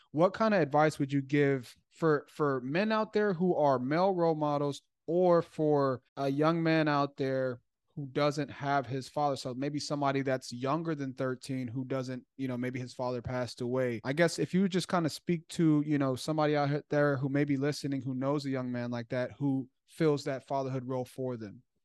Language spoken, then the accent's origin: English; Chicago, Illinois, United States; I grew up in Chicago